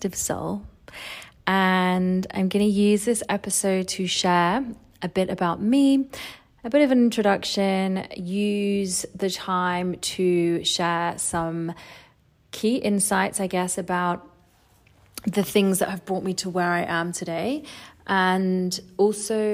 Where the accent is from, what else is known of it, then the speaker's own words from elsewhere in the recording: Essex, East of England, United Kingdom; moved away as an adult; also born or lived in Australia; I was born in Essex in England, and I grew up in a family of six